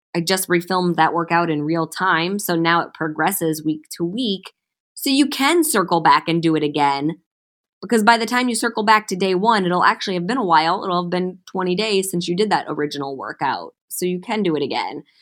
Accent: Cleveland, Ohio, United States; also born or lived in St. Louis, Missouri; now in Los Angeles, United States; I moved to Los Angeles from Saint Louis, but I was born and raised in Cleveland, Ohio.

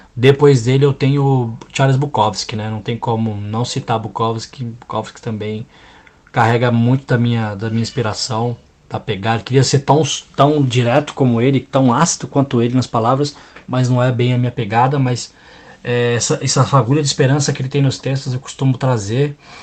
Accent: São Paulo, Brazil; Cresci no Jardim São Luís, Zona Sul de São Paulo, próximo do Capão, Parque Santo Antônio

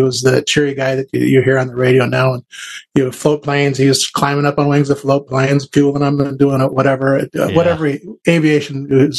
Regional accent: Duluth, Minnesota, United States; also born or lived in Merritt Island, Florida; I'm from Duluth, Minnesota.

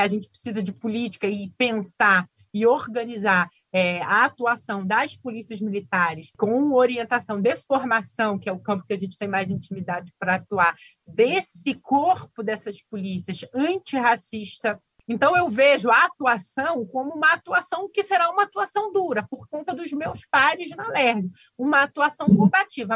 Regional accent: Rio de Janeiro, Brazil; o bairro onde eu nasci

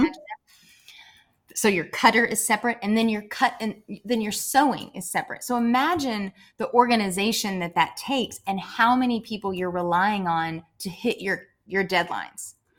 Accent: Murray, Kentucky, United States; I grew up in Murray, Kentucky

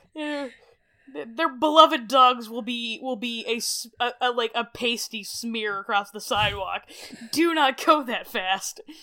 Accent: Canada; as a Canadian

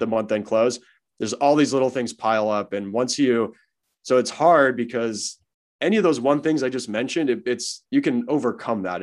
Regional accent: Los Angeles, California, United States; I'm born and raised in Los Angeles and wanted to get back home, so I moved back to L

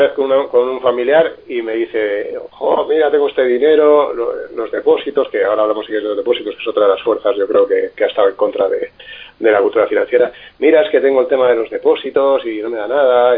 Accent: Alicante, Valencian Community, Spain; yo soy alicantino

